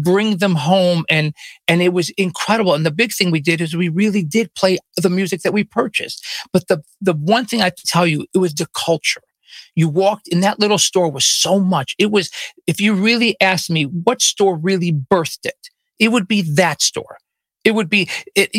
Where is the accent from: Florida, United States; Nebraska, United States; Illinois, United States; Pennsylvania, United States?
Illinois, United States; Chicago; I grew up on the north side, but I went to Lane Tech